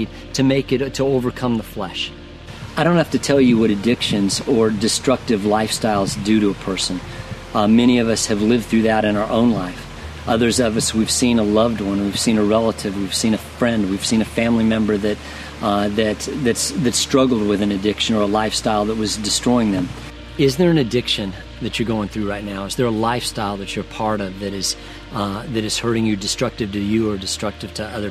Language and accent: English; Denver, Colorado, United States; I grew up in Colorado, and there used to be an amusement park near our house called Lakeside. It was in Denver.